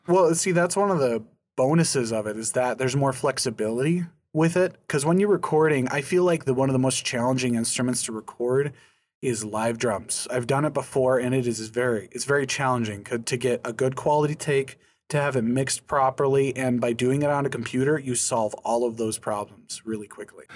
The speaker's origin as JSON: {"language": "English", "town": "Scranton", "region": "North Dakota", "country": "United States", "tie": "born or raised there", "said": "my, my hometown, Scranton, is a population of about two hundred and fifty people"}